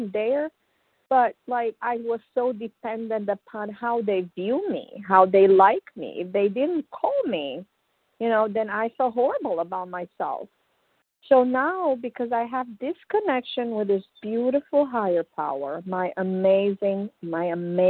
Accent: Romania; moved away as an adult; I came from Romania some 25 years ago.

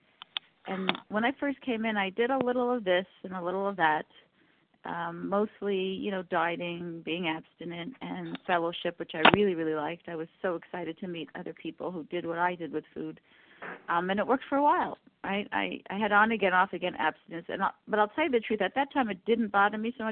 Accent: Canada; I'm from Canada

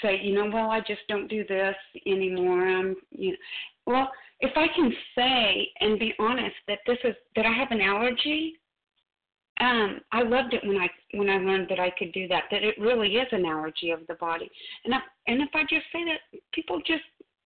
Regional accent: Missouri, United States; I'm from Missouri. I'm just a redneck

